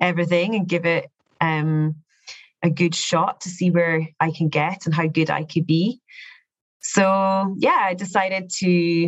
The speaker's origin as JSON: {"language": "English", "region": "Scotland", "country": "United Kingdom", "also_born_or_lived": "Dubai", "moved": "as an adult", "said": "I'm from Scotland"}